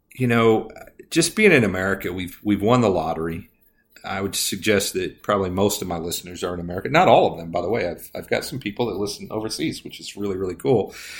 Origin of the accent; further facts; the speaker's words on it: Indiana, United States; I grew up in Indiana